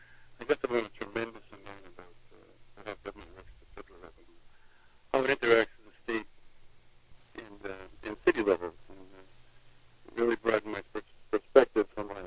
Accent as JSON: {"language": "English", "town": "Salem", "region": "Massachusetts", "country": "United States", "tie": "born or raised there", "said": "I was born and raised in Salem."}